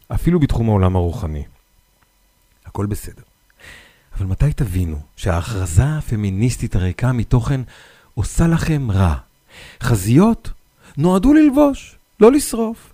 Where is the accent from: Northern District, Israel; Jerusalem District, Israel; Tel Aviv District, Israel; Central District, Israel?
Northern District, Israel; אני נולדתי בעיר קטנה בצפון